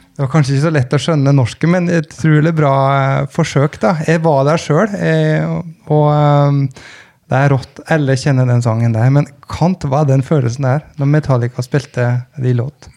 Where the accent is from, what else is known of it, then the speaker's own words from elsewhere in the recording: Gudbrandsdalen, Innlandet, Norway; jeg kom fra Gudbrandsdalen